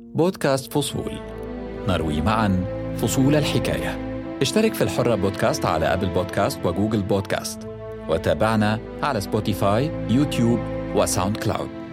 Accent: Egypt; moved away as an adult; now in United States; وانا مصري وانتقلنا للحياه والعمل هنا

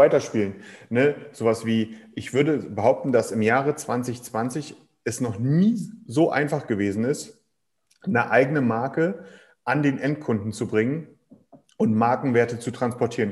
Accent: Germany; bei uns in Deutschland

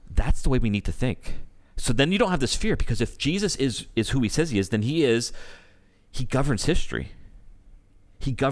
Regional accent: Canada; I'm Canadian.

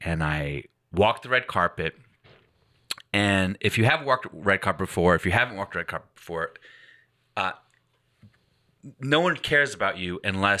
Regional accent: Glasgow, Scotland, United Kingdom

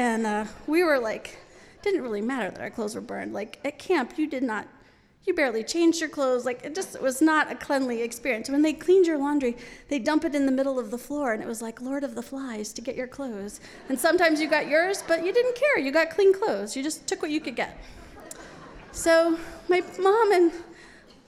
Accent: New York City, New York, United States; I grew up in New York City

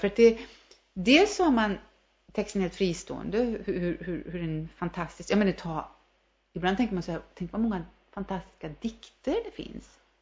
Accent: Värmland, Sweden; also born or lived in New York; vi är ju värmlänningar

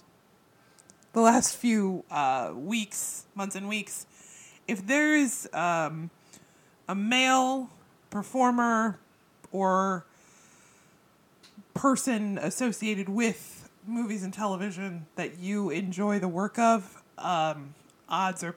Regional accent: United States; we focus a lot on American culture because we are American

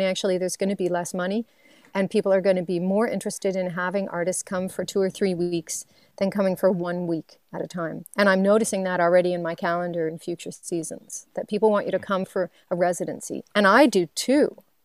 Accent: Waverley, Nova Scotia, Canada; moved away; I'm from Waverly, Nova Scotia, and much of my family and friends, they still live in Nova Scotia.

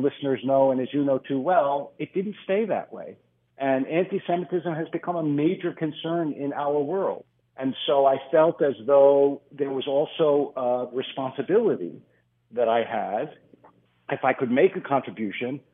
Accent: Philadelphia, Pennsylvania, United States; moved away as an adult; also born or lived in Harrisburg, Pennsylvania / Los Angeles / New York / Israel; I was born in Harrisburg and I grew up in Philadelphia

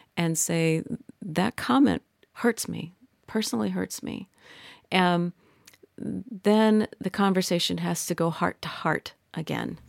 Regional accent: Midwest, United States; I'm from the Midwest

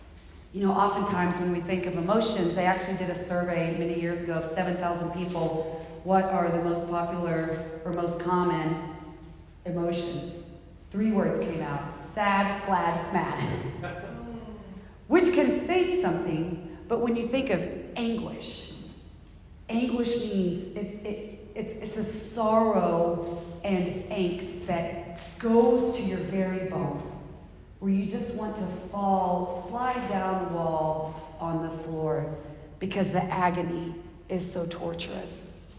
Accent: the South, United States; I'm from the South. I've never even heard of bagpipes.

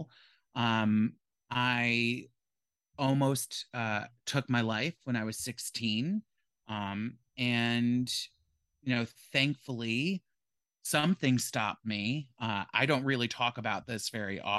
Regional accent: Hudson Valley, Catskill area, New York, United States; I was born and raised in the Hudson Valley in the Catskill area

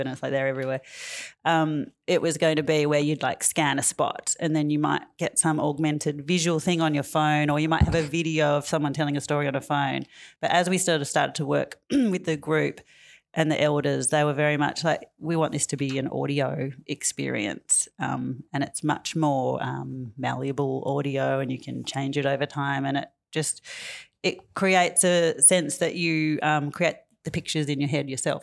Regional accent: Tamworth, New South Wales, Australia; moved away as an adult; now in Fitzroy, Australia; I'm from New South Wales. I grew up and was born up on Kilroy Country in the country music capital of Australia.

